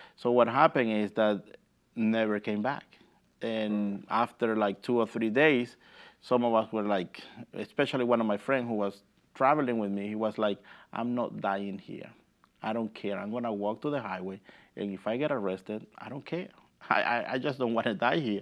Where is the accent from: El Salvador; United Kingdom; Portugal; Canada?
El Salvador; Usulután; English is a second language; now in Massachusetts, United States; I grew up in the city called Usulután